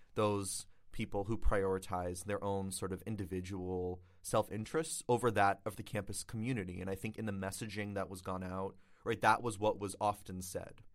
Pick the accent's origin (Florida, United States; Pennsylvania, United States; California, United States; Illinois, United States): Florida, United States; moved away; I'm from Florida